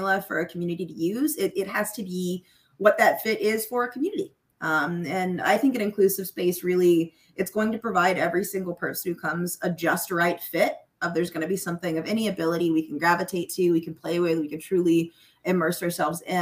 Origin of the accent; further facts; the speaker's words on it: Charlotte, North Carolina, United States; I'm from Charlotte, North Carolina originally